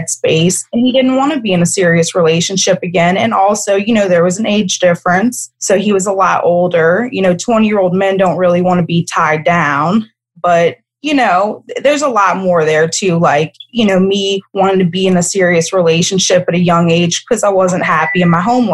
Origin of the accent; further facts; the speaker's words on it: Kenner, Louisiana, United States; I grew up right outside of New Orleans. I grew up in Kenner, which is where you fly into the airport